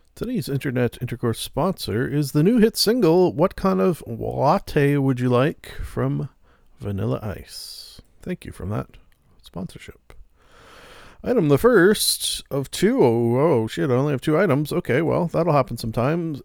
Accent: Canada; being a Canadian

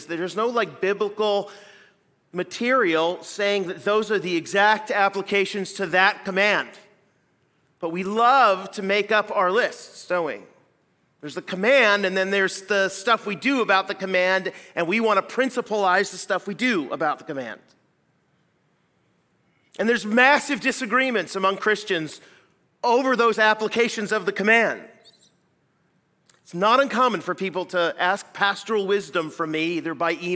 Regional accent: Pacific Northwest, United States; moved away as an adult; also born or lived in west coast of Canada; now in Midwest, United States; I'm coming from the Pacific Northwest where I grew up

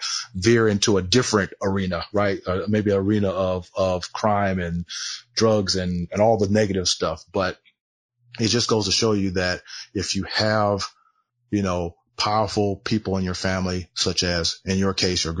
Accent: Southern California, United States; I grew up in Southern California

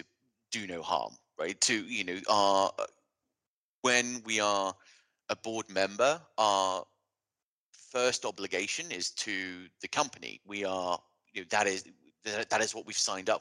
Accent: United Kingdom; as a Brit

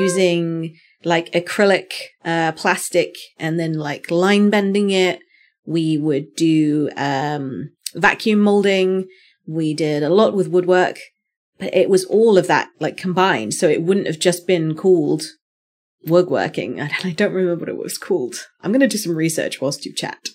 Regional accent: United Kingdom; me being a Brit

